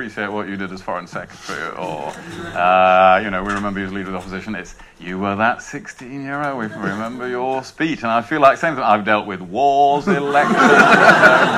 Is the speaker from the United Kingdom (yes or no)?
yes; Rother Valley, Yorkshire and the Humber, United Kingdom; from the Rother Valley